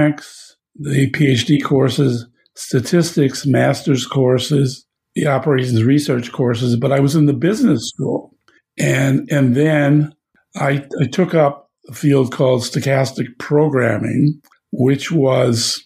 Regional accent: Berkshires, Massachusetts, United States; moved away as an adult; also born or lived in Vancouver, Canada; I grew up near Saratoga Racetrack in the Berkshires of Massachusetts

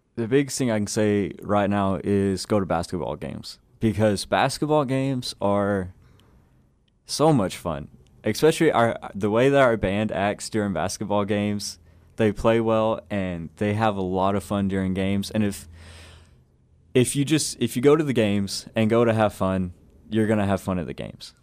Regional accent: Buna, Texas, United States; I'm originally from Buna, Texas, so in this area

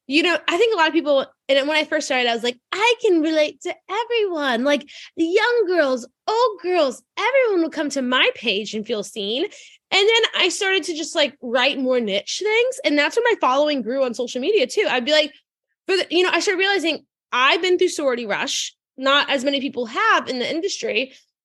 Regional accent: New Orleans, Louisiana, United States; I grew up in New Orleans, Louisiana, or like the suburbs.

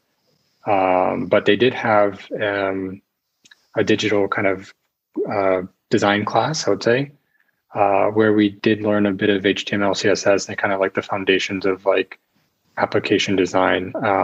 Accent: United States; moved away as an adult; now in Czech Republic; I'm an American learning Czech.

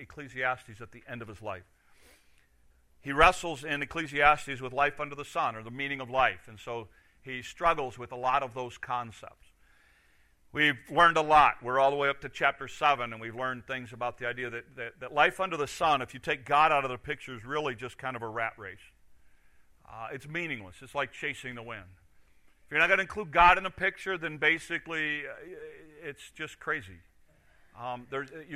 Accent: United States; as an American

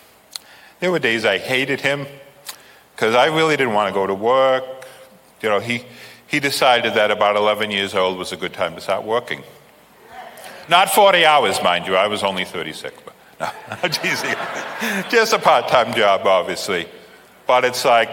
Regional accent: England, United Kingdom; I'm an Englishman

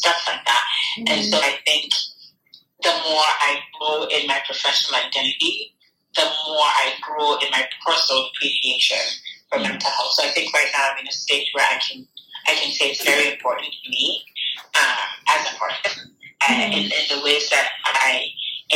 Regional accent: Ghana; Growing up in Ghana

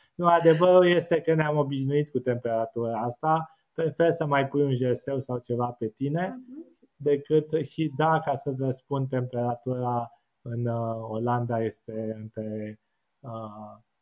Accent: Bucharest, Romania; moved away as an adult; now in Netherlands; eu am crescut la casă în București

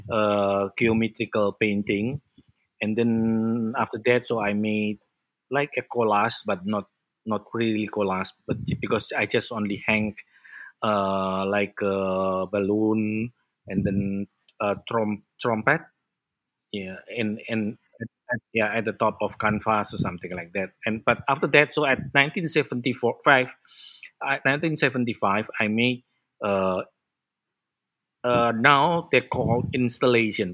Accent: Blitar, East Java, Indonesia; moved away as an adult; also born or lived in Yogyakarta; now in Jakarta, Indonesia; I'm originally from East Java, from Blitar. That's my hometown.

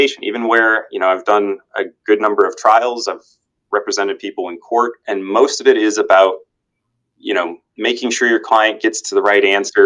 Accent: Naples, Florida, United States; also born or lived in Illinois; I've been in Naples essentially my entire life

